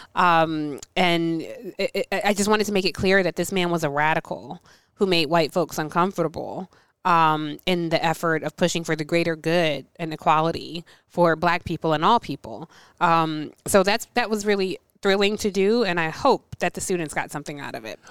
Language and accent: English; Atlanta, Georgia, United States; I grew up in Atlanta